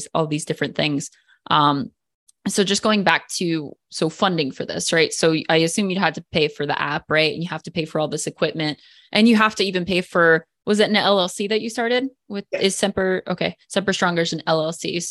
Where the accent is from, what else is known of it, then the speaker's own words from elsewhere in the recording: New Jersey, United States; moved away as an adult; now in Hawaii, United States; I'm actually from New Jersey